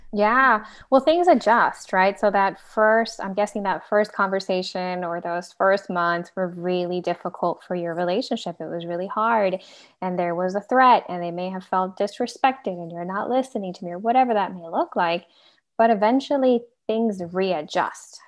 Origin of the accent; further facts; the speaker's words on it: Venezuela; now in United States; I'm a immigrant as well, so I'm originally from Venezuela